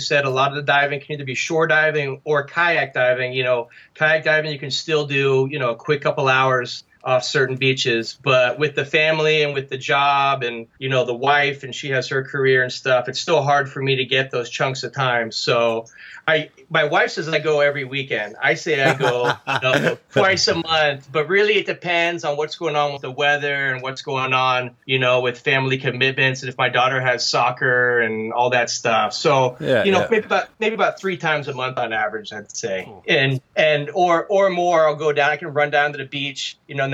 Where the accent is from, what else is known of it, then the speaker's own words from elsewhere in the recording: New Orleans, Louisiana, United States; now in Monterey Bay area, United States; I'm from New Orleans, Louisiana, which is on the Gulf Coast